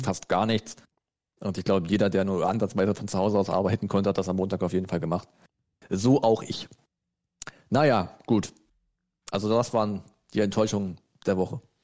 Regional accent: Germany; wir als Deutsche

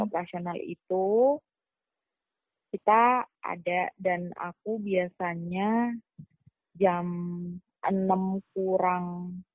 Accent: Yogyakarta, Special Region of Yogyakarta, Indonesia; moved away as an adult; also born or lived in Jakarta / Kayong Utara, West Kalimantan; asalnya dari Jogja benar-benar asli Jogja

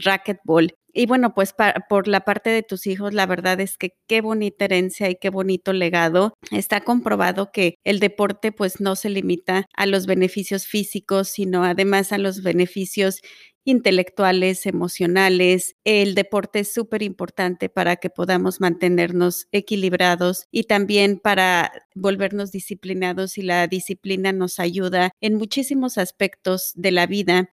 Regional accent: Mexico; Nayana y yo somos mexicanas

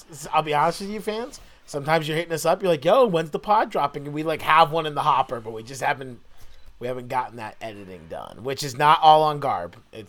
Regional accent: New England, United States; I'm from New England, and so for me, Christmas means snow.

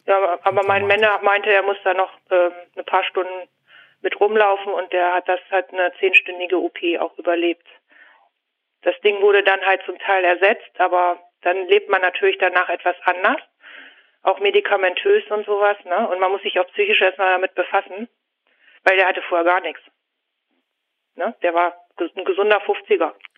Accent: Hanover, Lower Saxony, Germany; Ich komme aus der Region Hannover. Ich wohne ziemlich dicht am Flughafen.

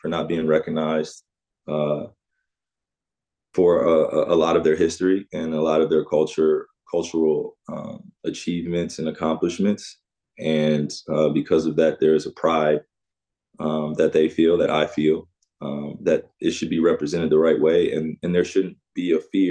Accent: West Orange, New Jersey, United States; my experience of growing up in West Orange, New Jersey, in Jersey in general, New York

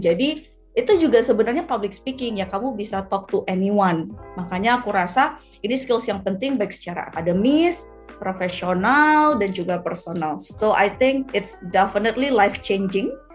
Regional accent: Aceh, Indonesia; moved away; aku anak Aceh nih aku nih dari Aceh ya orang tuaku masih di Aceh jadi aku di sini sendirian merantau

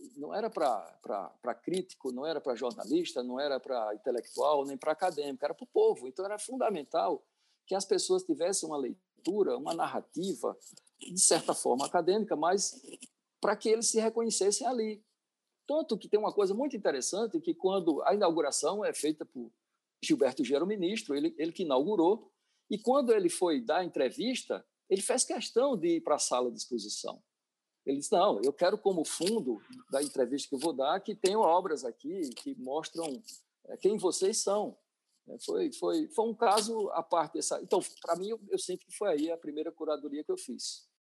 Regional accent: Paraíba, Brazil; Eu sou da Paraíba

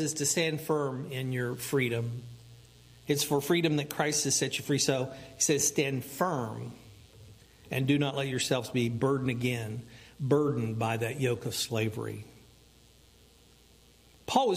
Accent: United States; as American

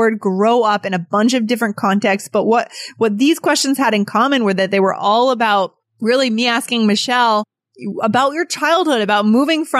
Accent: New Hampshire, United States; also born or lived in Virginia; I grew up in New Hampshire in the countryside.

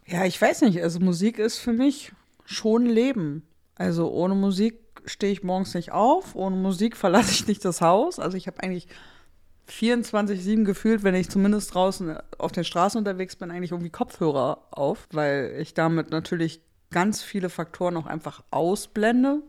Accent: Germany; als Deutsche

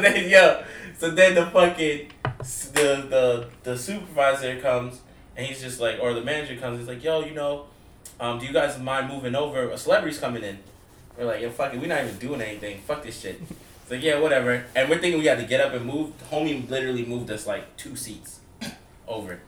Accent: New York, United States; we're from New York

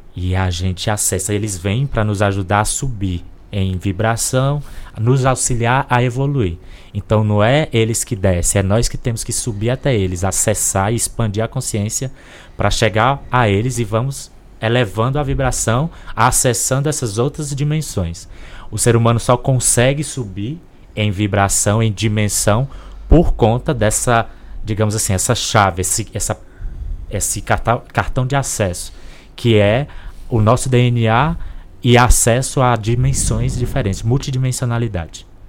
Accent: Corrente, Piauí, Brazil; Eu encarnei numa família de uma cidadezinha chamada Corrente Piauí

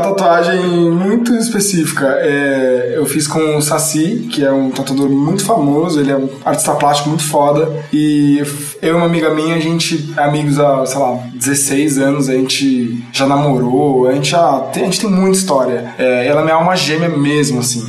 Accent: São Paulo, Brazil; São Paulo, nascido e criado.

